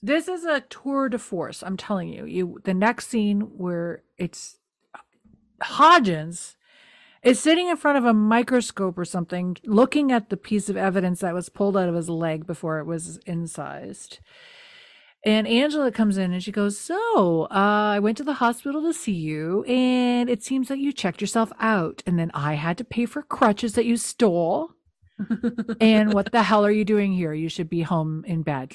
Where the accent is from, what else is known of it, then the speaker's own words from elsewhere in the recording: New Brunswick, Canada; I'm from New Brunswick